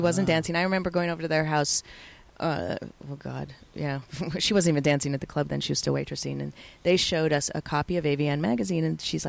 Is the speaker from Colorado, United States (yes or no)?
yes; Colorado, United States; I was from Colorado, so is that, you know, it's a little bit redneck there.